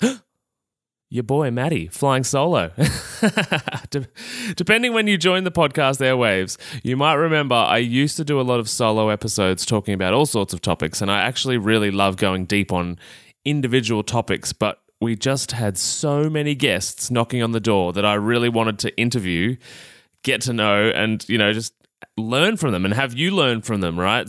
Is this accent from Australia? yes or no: yes; Australia; accent: Australian; my Australian accent